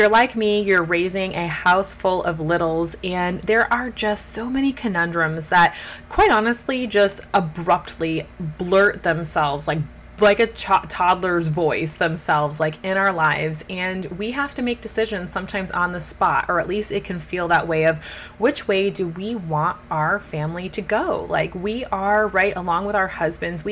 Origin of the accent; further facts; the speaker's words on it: United States; moved away as an adult; also born or lived in Belgium; I am an American, my husband is Belgian